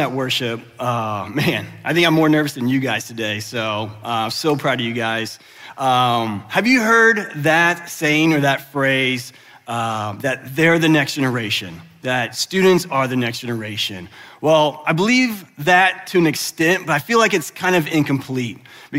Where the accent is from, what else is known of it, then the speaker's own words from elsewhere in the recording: Westerville, Dublin, Gahanna area, Ohio, United States; moved away as an adult; also born or lived in California; now in Columbus, United States; I grew up in the Westerville, Dublin, Gahanna area